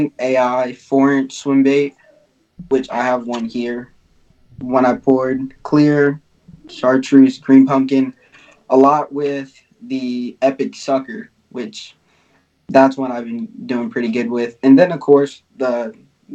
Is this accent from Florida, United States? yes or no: yes; Florida, United States; I'm from Florida